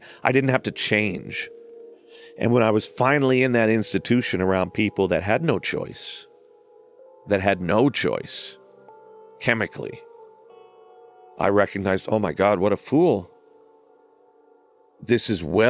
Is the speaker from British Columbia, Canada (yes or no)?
yes; Surrey, British Columbia, Canada; I was raised in a part of British Columbia called Surrey